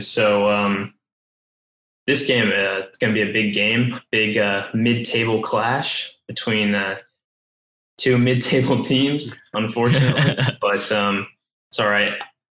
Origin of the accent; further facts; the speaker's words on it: Atlanta, Georgia, United States; moved away; I'm originally from Atlanta